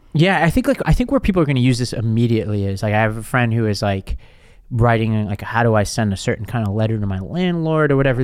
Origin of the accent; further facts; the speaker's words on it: New York City, New York, United States; from Staten Island